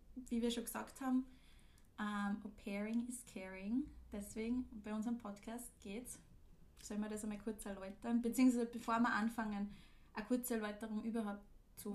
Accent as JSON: {"language": "German", "town": "Linz", "region": "Upper Austria", "country": "Austria", "moved": "as an adult", "lives_now": "Vienna, Austria", "said": "Seit einem Monat in Wien, komme aber ursprünglich auch aus Linz."}